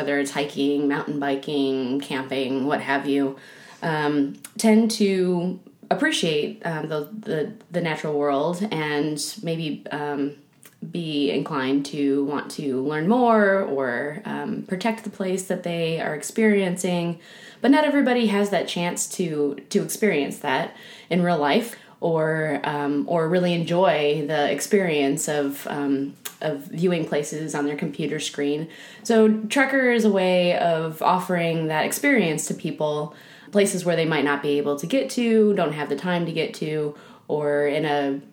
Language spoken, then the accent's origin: English; Michigan, United States; now in Oregon, United States; I'm originally from Michigan and moved to Oregon